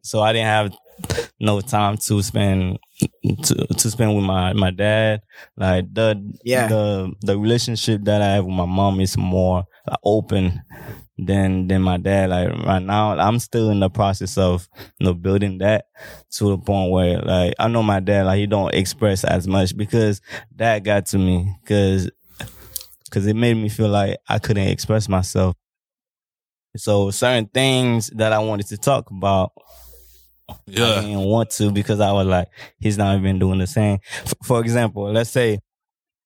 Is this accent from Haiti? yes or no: yes; Haiti; also born or lived in Cité Soleil; now in United States; growing up in Haiti, man, it was really tough